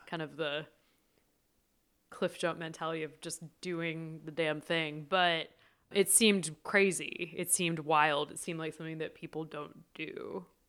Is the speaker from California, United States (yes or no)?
yes; San Francisco Bay Area, California, United States; also born or lived in Philadelphia / New York; I'm from the Bay Area originally.